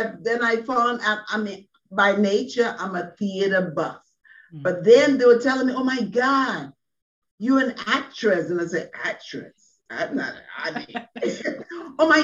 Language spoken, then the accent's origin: English; Liberia; moved away as an adult; now in United States; I'm from Liberia, West Africa